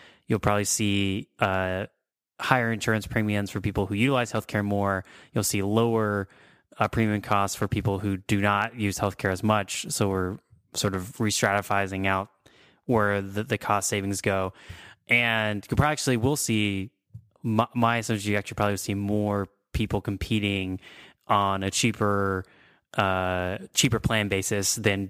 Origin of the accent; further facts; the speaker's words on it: Texas, United States; Too bad I was educated in Texas.